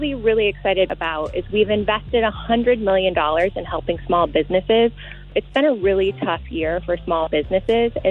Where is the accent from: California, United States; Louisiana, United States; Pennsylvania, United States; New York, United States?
Pennsylvania, United States; I'm from Pennsylvania